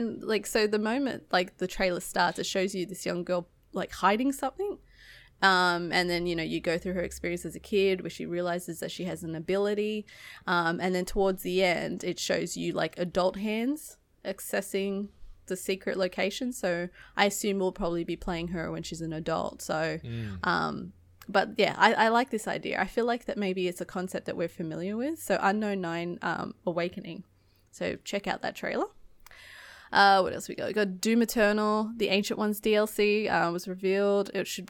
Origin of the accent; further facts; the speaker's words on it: Australia; moved away as an adult; now in United States; I'm Australian